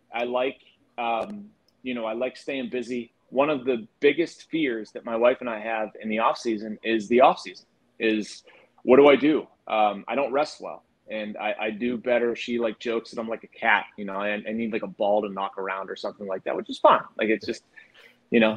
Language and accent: English; Pittsburgh, Pennsylvania, United States; also born or lived in Washington, D.C.; I grew up in the South Hills, went to Brentwood